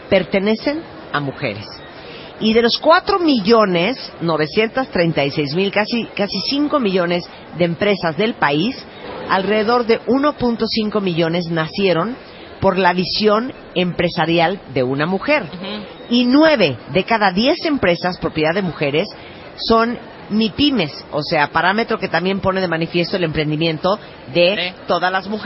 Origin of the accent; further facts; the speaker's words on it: San Luis Potosí, Mexico; Soy de San Luis Potosí.